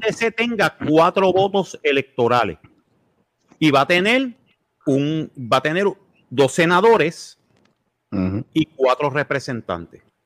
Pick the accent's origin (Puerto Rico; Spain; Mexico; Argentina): Puerto Rico